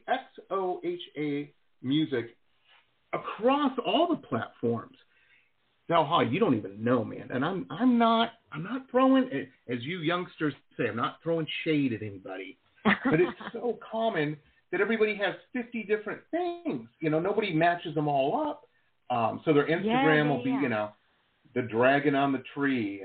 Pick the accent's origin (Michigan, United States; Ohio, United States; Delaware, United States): Michigan, United States; Detroit; moved away as an adult; also born or lived in Boston / San Diego; I grew up in Metro Detroit.